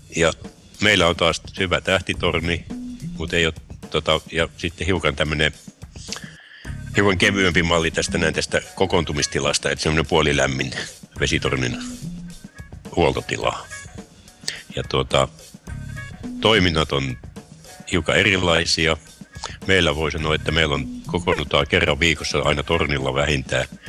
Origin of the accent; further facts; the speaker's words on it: Imatra, South Karelia, Finland; now in Harjavalta, Finland; kotoisin alun perin olen Imatralta ja nykyään asun Harjavallassa